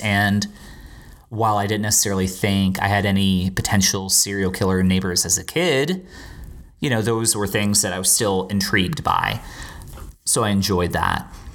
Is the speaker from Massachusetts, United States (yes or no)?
no; Naples, Florida, United States; also born or lived in Bermuda; where I grew up in Naples, Florida